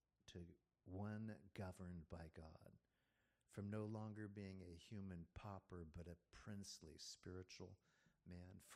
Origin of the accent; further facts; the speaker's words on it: Virginia, United States; I was born in Virginia.